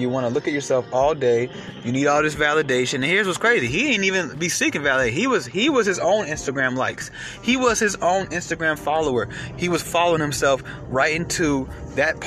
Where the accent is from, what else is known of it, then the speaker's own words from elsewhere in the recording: United States; we're American